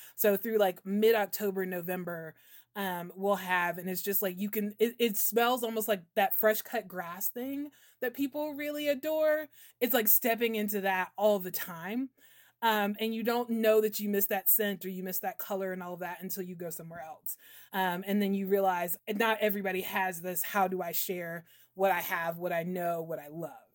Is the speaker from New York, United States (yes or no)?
no; South Carolina, United States; also born or lived in New Hampshire; I'm from South Carolina